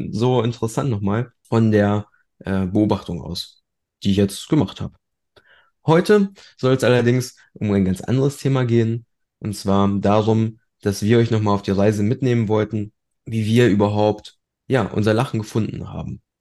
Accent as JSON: {"language": "German", "country": "Germany", "tie": "born or raised there", "also_born_or_lived": "Poland", "said": "als Einzelkind groß geworden und wir sind schon, als ich noch relativ jung war, also mit 13 Monaten, sind wir damals aus Polen hierher gekommen."}